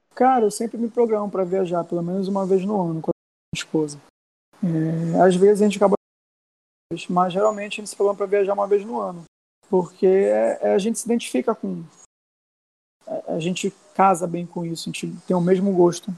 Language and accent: Portuguese; Brazil; Eu, eu cresci na Cidade Nova